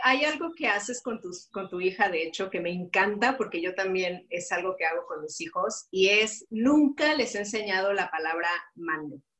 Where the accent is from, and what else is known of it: Mexico; now in Luxembourg